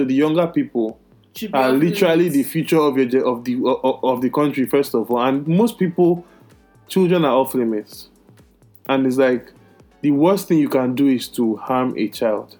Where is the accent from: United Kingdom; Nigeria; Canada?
Nigeria; moved away; growing up in Nigeria